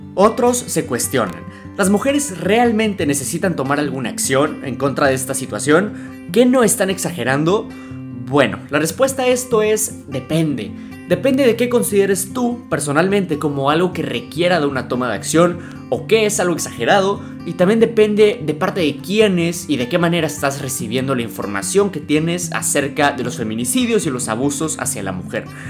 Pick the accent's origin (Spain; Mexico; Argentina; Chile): Mexico